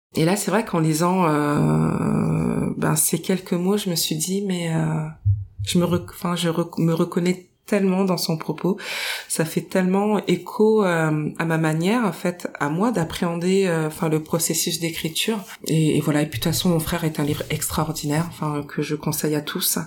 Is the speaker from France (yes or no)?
yes; Paris, Île-de-France, France; je suis née à Paris dans le 20e arrondissement, à proximité du Père Lachaise